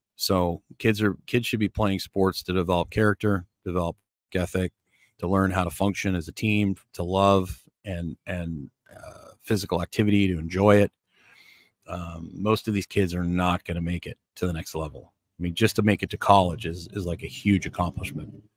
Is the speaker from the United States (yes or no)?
no; Canada; I grew up in Canada